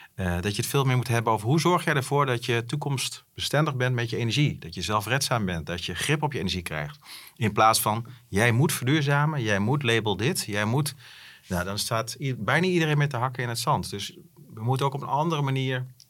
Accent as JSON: {"language": "Dutch", "country": "Netherlands", "said": "wij zijn ook wel afgelopen jaren als Nederlanders best wel verwend"}